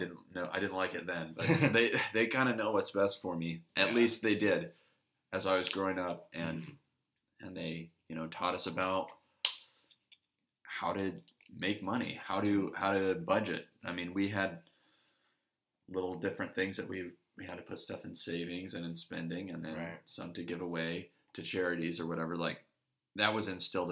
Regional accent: Midland, Texas, United States; also born or lived in Duncan, Oklahoma / Houston, Texas / Fort Worth, Texas; I started second grade at Montessori School in Midland and lived there all the way through graduating high school

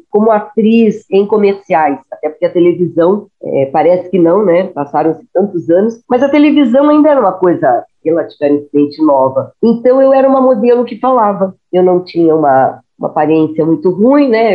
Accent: Rio de Janeiro, Brazil; moved away as an adult; also born or lived in Curitiba; eu sou carioca

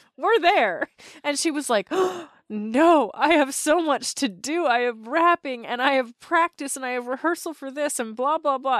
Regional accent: Canada; As a Canadian

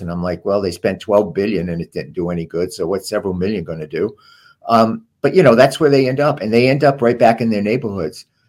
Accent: Providence, Rhode Island, United States; how I grew up in Silver Lake and Providence

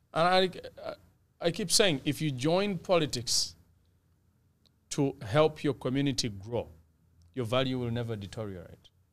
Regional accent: Uganda; now in Canada; I was born in Uganda and packaged in Canada

